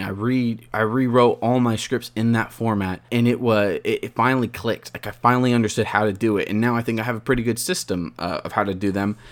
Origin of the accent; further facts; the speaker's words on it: Porterville, California, United States; I want to be known as the guy from Porterville, California